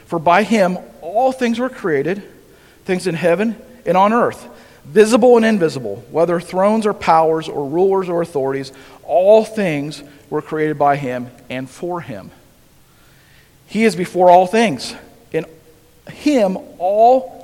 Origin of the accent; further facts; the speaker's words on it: Holmesville, United States; I grew up in Holmesville, a little town just north of here.